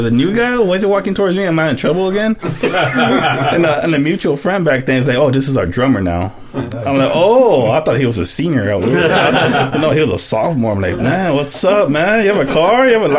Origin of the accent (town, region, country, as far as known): San Diego, California, United States; born or raised there